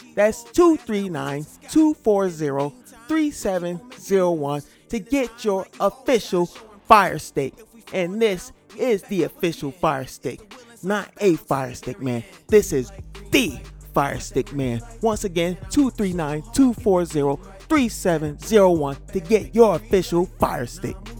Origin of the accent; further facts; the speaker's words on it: Connecticut, United States; I'm from Connecticut.